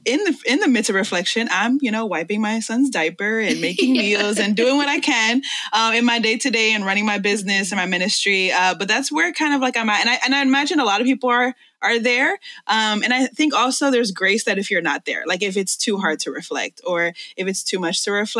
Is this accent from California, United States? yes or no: no; New York City, New York, United States; English is a second language; I was born and raised in this city and I love New York